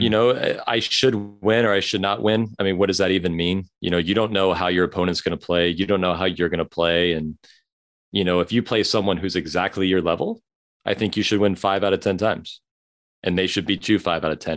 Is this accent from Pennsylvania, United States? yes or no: no; Chapel Hill, North Carolina, United States; also born or lived in Long Beach, California; I grew up in Long Beach